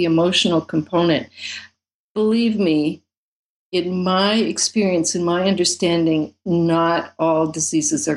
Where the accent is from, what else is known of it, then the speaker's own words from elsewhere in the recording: United States; I'm from America